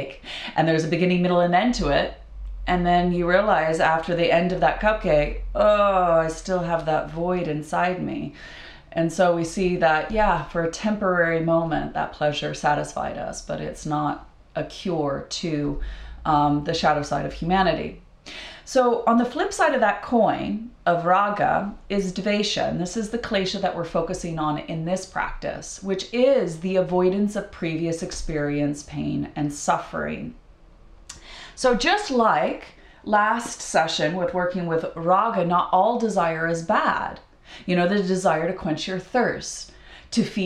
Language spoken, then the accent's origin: English; Idaho, United States; when I was a kid, I grew up in Idaho, and we have freshwater lakes